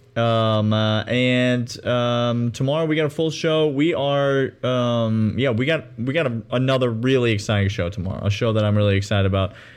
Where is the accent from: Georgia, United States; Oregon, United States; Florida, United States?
Georgia, United States; now in Nashville, United States; I'm from Georgia, U G A alumni, lifelong